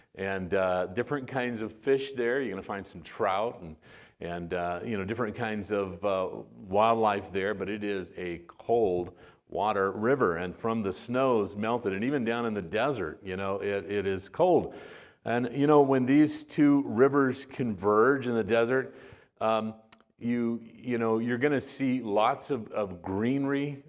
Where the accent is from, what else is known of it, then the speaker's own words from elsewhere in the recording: Arizona, United States; also born or lived in West Texas; we, uh, spent most of my life in Arizona. We moved there when I was, uh, right about two. And so most of my growing up and my graduation from high school and everything was in the state of Arizona